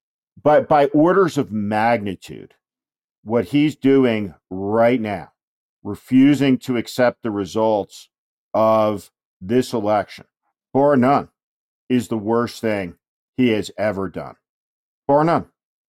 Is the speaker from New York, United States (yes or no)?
no; New Jersey, United States; strategist who helped Governor Chris Christie win in the notoriously Democratic state of New Jersey, my home state also.